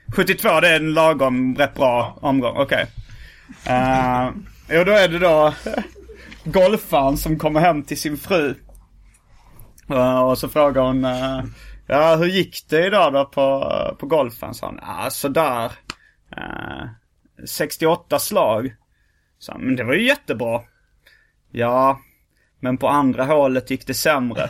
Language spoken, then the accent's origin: Swedish; Lund, Skåne, Sweden; i Lund stadspark då, där jag växte upp